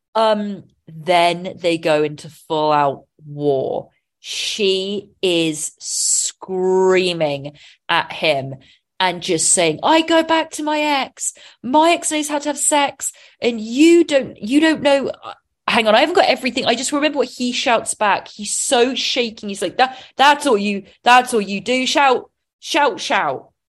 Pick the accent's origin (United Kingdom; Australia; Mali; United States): United Kingdom; England; being English